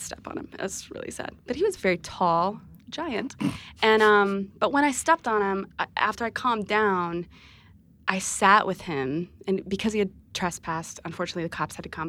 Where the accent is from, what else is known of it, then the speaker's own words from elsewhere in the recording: Texas, United States; moved away as an adult; now in Nashville, United States; I am a Texas native.